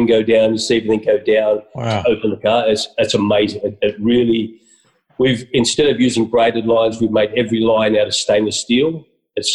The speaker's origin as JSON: {"language": "English", "country": "Australia", "said": "I'm Aussie proud."}